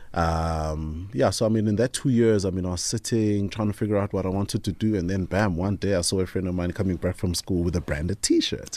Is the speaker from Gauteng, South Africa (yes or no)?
yes; Tembisa, Gauteng, South Africa; I grew up in the Thembisa area